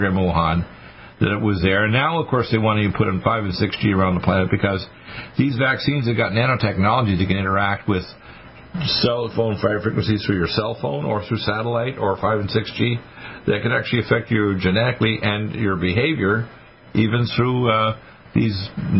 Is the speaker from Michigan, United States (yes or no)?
yes; Detroit, Michigan, United States; I was born in Detroit, Michigan 69 years ago, this coming February 15th